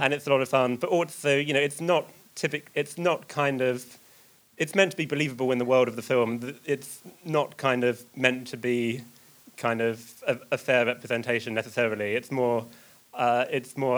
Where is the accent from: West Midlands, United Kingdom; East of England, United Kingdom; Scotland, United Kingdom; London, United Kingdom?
East of England, United Kingdom; Essex; I'm from Essex